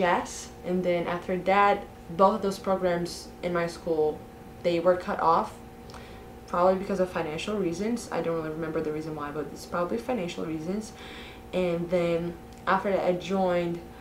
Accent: Brazil; I'm from Brazil

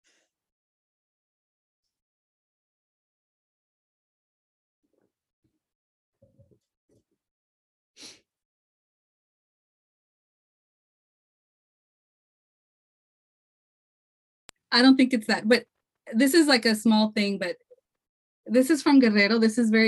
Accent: California, United States; I was born here in California, but, you know, my heritage is from Mexico

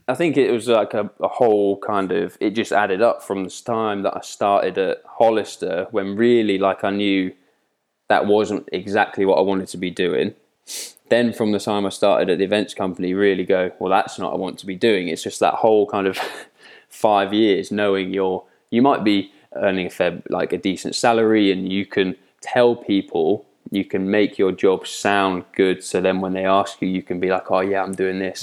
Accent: Twyford, South East England, United Kingdom; moved away as an adult; also born or lived in Slough / Newcastle / Sheffield; I'm a Southerner, lived in Reading, born in Slough, um, but lived in Reading, a place called Twyford, my whole life

